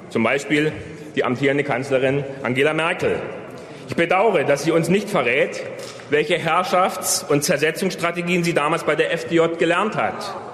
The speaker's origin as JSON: {"language": "German", "town": "Weißwasser", "region": "Saxony", "country": "Germany", "said": "Liebe Parteifreunde, ich stamme aus Weißwasser in der Oberlauditz, dem letzten Zipfel Schlesiens, der heute noch in Deutschland liegt."}